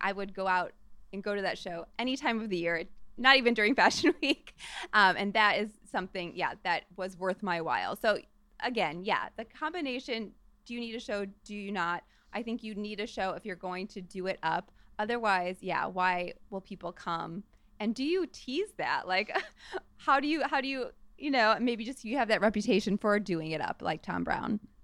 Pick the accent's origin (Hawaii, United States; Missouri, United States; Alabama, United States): Missouri, United States; St. Louis; moved away; from my hometown of st louis